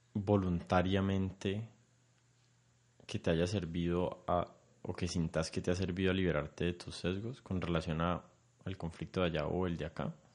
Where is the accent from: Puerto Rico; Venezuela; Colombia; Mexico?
Colombia; somos colombianos